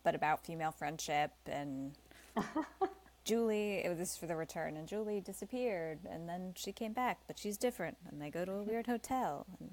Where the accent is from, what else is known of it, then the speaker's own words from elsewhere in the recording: New Jersey, United States; moved away; also born or lived in Los Angeles / New York City; I'm originally from New Jersey